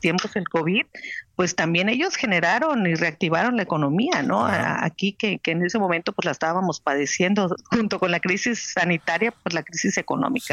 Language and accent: Spanish; Tapachula, Chiapas, Mexico; fui la primera alcaldesa aquí en mi pueblo